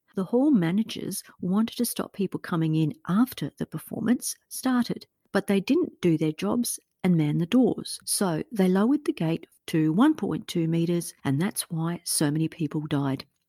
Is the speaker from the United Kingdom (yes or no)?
no; Australia; a fellow Australian podcaster